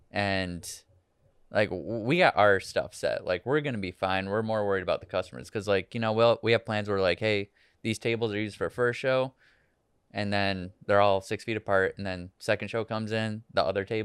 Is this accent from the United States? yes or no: yes; Michigan, United States; moved away; also born or lived in Los Angeles; I'm from Michigan